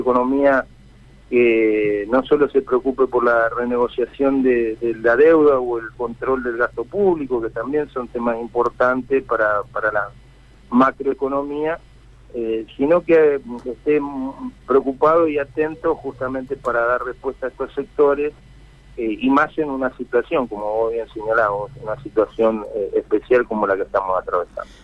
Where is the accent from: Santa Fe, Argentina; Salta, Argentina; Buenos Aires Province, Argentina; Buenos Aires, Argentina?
Santa Fe, Argentina; Felicia; soy de un sector eh, productivo, soy nacido en Felicia, que es una zona tambera